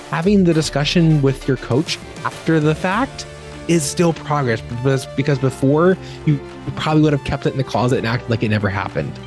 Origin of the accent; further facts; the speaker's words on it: Virginia, United States; moved away as an adult; now in Michigan, United States; I grew up in Virginia. my entire life, basically. I live in Michigan now